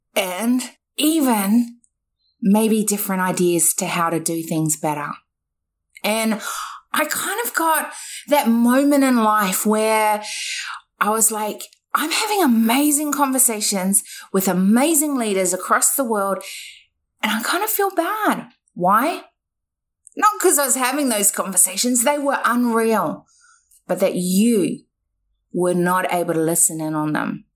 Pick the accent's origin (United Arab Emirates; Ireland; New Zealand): New Zealand; now in Australia; I was born in New Zealand